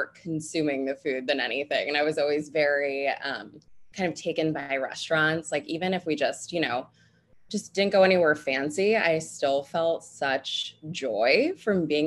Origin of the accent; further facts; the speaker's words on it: New Jersey, United States; moved away as an adult; now in New York City, United States; I'm originally from New Jersey, so not too far outside of the city